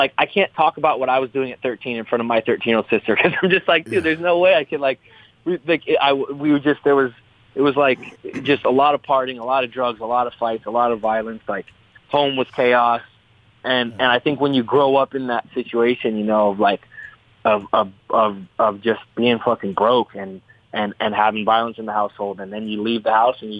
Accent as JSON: {"language": "English", "country": "United States", "tie": "born or raised there", "also_born_or_lived": "Seattle, Washington / Northern California", "said": "we were in Seattle, and then we moved from Seattle to Northern California to kind of try to get away from the trouble"}